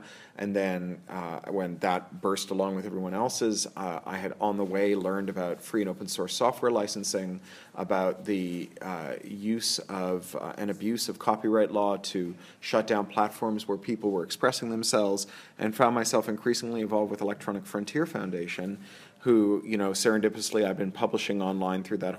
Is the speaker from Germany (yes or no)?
no; Toronto, Ontario, Canada; also born or lived in Central America / San Francisco / London; now in Los Angeles, United States; I'm from Toronto, where Canadians are like serial killers. We look just like everyone else, and we're everywhere. I lived in Central America, in San Francisco, in L.A., in London for 13 years, and then in L.A. a couple more times, and I'm back in L.A.